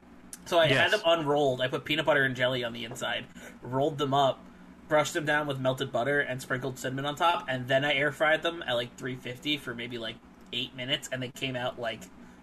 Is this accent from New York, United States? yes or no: no; New Jersey, United States; I'm from New Jersey. I'm a New Jersey Italian.